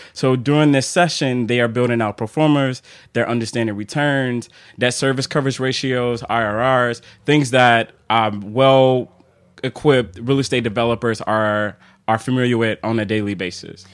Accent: Chicago, Illinois, United States; moved away as an adult; now in Philadelphia, United States; being from Chicago, and I, I still still remember my first time traveling downtown Chicago. Uh, I grew up on the South Side

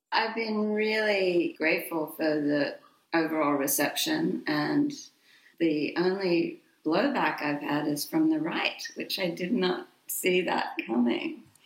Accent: Sydney, New South Wales, Australia; moved away as an adult; my hometown, Sydney, Australia

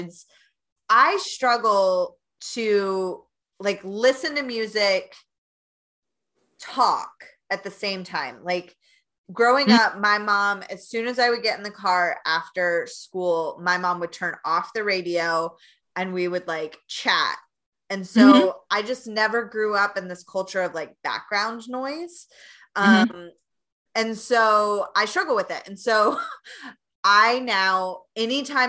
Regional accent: Knoxville, Tennessee, United States; moved away as an adult; now in Chicago, United States; I came from Knoxville, Tennessee, not as much traffic. Yeah, I'm a Southern girl

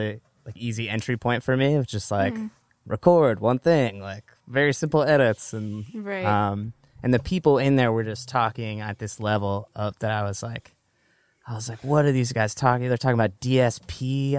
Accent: Orange County, California, United States; born or raised there; also born or lived in Calabasas

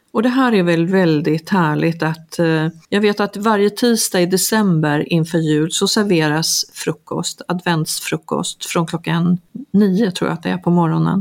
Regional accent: Sweden; now in Mallorca, Spain; oss hemma i Sverige

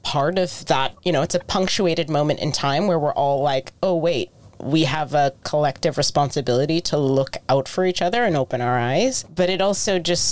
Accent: United States; I am American.

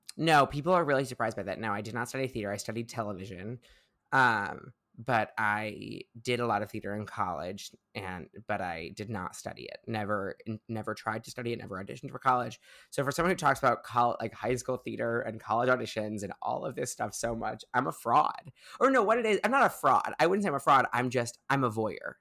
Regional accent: Highland Park, Illinois, United States; moved away as an adult; now in New York, United States; I grew up in the northern suburbs of Chicago, uh, a little town, little shtetl called Highland Park

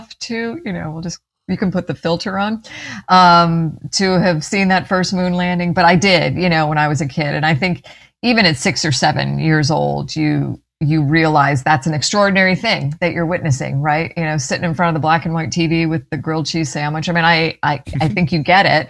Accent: Clearwater, Florida, United States; I grew up in Clearwater, went to Clearwater High

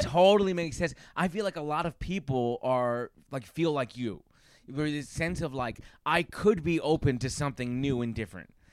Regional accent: New York, United States; My family's from there, but I was raised here in New York.

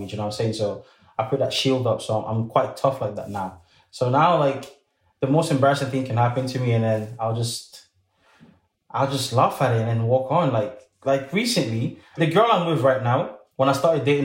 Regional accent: Scotland, United Kingdom; English is a second language; also born or lived in Congo; I live in Scotland, but I'm Congolese. Like, I was born in Congo, but I came to the UK when I was about 5.

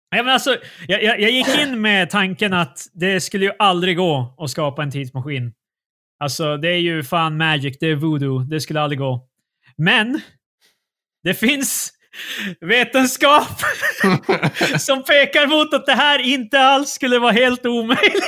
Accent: Sweden

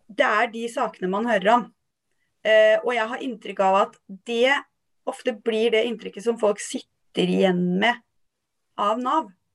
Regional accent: Halden, Østfold, Norway; jeg er oppvokst i Halden.

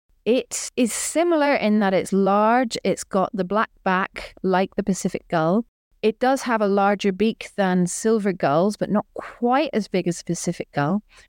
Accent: Belfast, Northern Ireland, United Kingdom; moved away as an adult; now in Victoria, Australia; I grew up in Belfast

